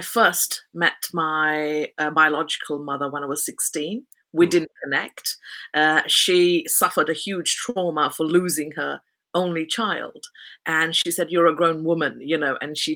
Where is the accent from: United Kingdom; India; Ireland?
United Kingdom; Kent, South East England; I was born in Kent, which is also known as the Garden of England.